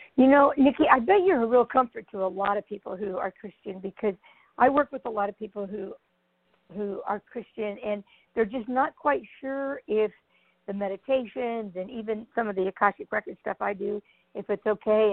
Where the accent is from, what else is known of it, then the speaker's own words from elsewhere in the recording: Grand Island, Nebraska, United States; moved away; Grand Island, Grand Island